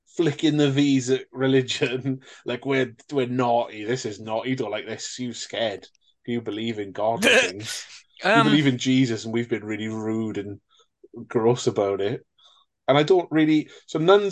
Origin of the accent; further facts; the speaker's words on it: Wales, United Kingdom; as a Welshman